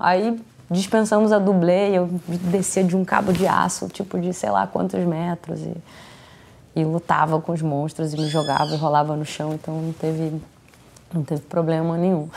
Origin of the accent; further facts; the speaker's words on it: Paraty, Rio de Janeiro, Brazil; moved away; eu vim de Paraty, né, uma cidade pequena